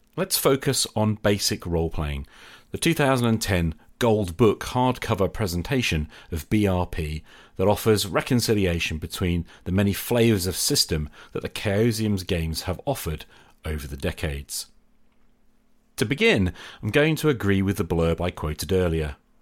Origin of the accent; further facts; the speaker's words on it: Norwich, East of England, United Kingdom; moved away; I travelled back to my hometown of Norwich in Norfolk, England, to visit my parents